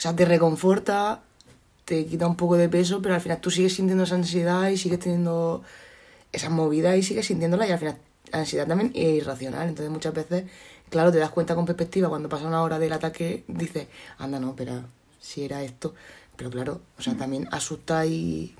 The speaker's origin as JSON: {"language": "Spanish", "town": "Cartagena", "region": "Region of Murcia", "country": "Spain", "said": "que soy de Cartagena"}